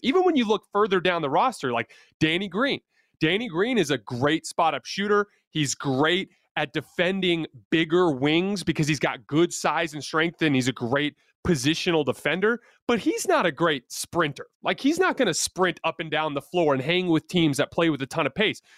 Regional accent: Tucson, Arizona, United States; I'm from Tucson

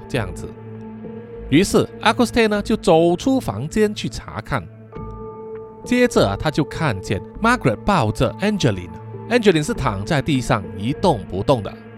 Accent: Malaysia; 我们马来西亚人

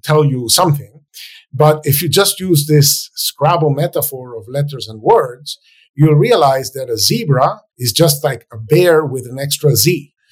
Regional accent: Venezuela; moved away as an adult; now in United States; my home country, Venezuela

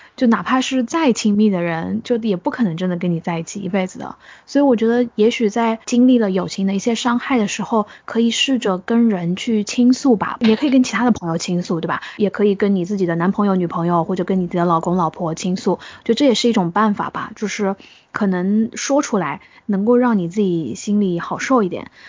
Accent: Changsha, Hunan, China; moved away as an adult; now in Shanghai, China; 因为我是长沙人嘛

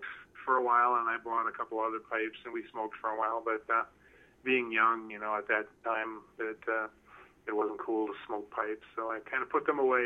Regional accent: southern Minnesota, United States; also born or lived in North Carolina / Massachusetts; I was born and raised in southern Minnesota

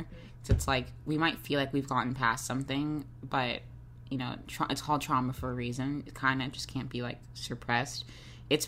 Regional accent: Jacksonville, Florida, United States; I'm from the South, I'm from Jacksonville

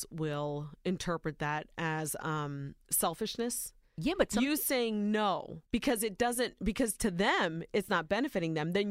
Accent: Ohio, United States; born or raised there

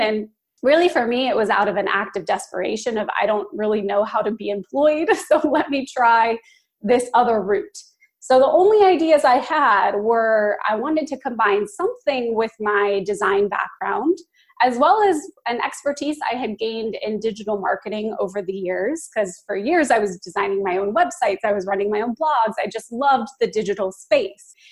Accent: Phoenix, Arizona, United States; moved away as an adult; also born or lived in Los Angeles; I am from Phoenix. That's where I'm calling from today. It's my hometown

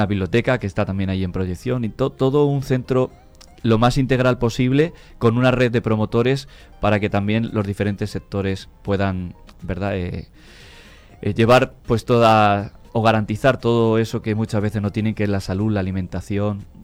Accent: near Toledo, Castilla-La Mancha, Spain; moved away as an adult; now in Santo Domingo, Dominican Republic; De cerca de Toledo, de por ahí de La Mancha.

